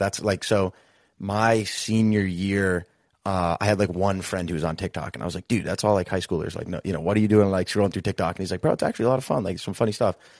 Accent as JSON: {"language": "English", "town": "Boston", "region": "Massachusetts", "country": "United States", "tie": "born or raised there", "said": "we both, we grew up in Boston, Massachusetts"}